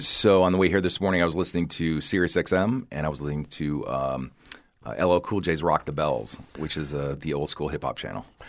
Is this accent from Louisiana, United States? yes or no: no; Toledo, Ohio, United States; now in Southwest Florida, United States; growing up in the Rust Belt